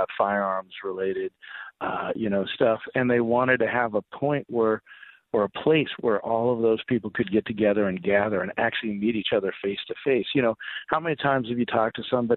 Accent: Colorado, United States; my home state

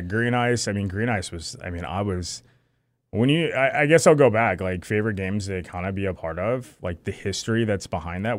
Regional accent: Lake Huron, Michigan, United States; I grew up on Lake Huron. My, my grandparents had a house, uh, in Harrisville.

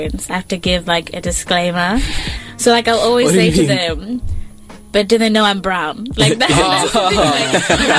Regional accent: England, United Kingdom; now in Melbourne, Australia; I've lived in England my whole life. Apart from, like, when I moved to Melbourne, I'd never lived anywhere else.

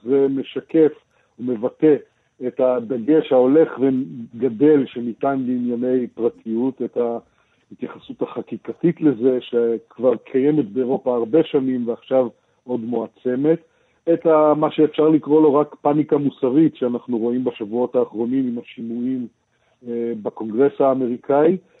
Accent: Israel; אצלנו בישראל

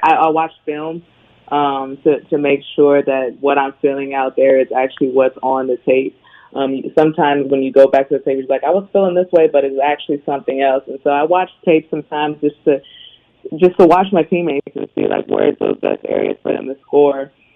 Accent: Bay Area, California, United States; I was born and raised in the Bay Area

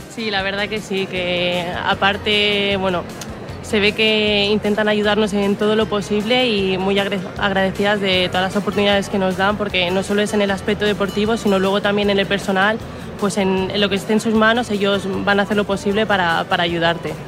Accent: Mallorca, Balearic Islands, Spain; la mayoría somos mallorquinas también

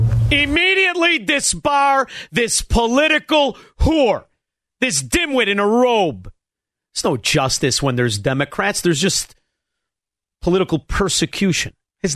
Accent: Melrose Park, Illinois, United States; That's Stone Park. I'm from Melrose Park.

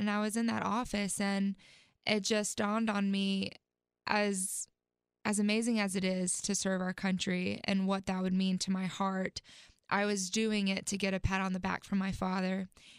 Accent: South Carolina, United States; also born or lived in Texas; And I ended up claiming South Carolina as home because that's where I lived the longest and that's where they're still stationed at.

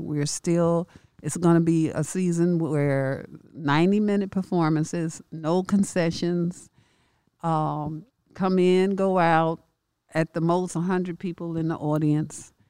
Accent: Chicago, Illinois, United States; growing up in Chicago.

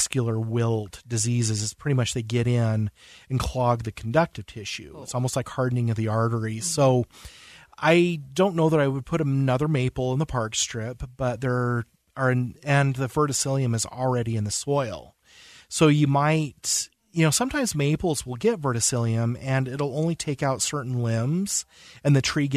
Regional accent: West Point, Utah, United States; I'm from West Point.

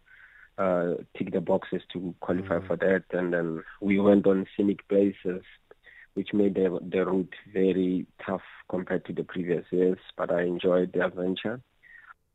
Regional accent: Mahikeng, North West, South Africa; I'm from Mafikeng

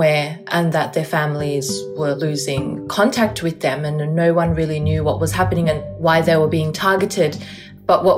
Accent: Melbourne, Victoria, Australia; I'm an Uyghur who was born and raised in Melbourne, Australia

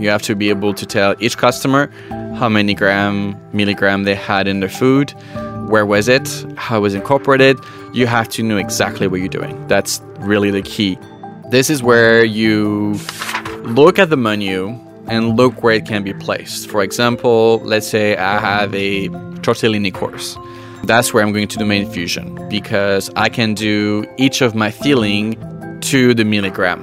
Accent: France; moved away as an adult; now in Canada; born and raised in France and I migrated to Canada about 13 years ago.

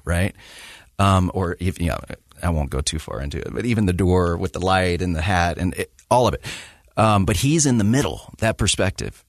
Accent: the South, United States; growing up in the South

